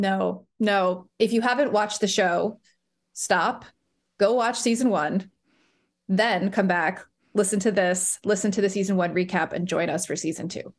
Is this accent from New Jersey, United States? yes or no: yes; Bergen County, New Jersey, United States; now in Providence, United States; I am a third generation Bergen County person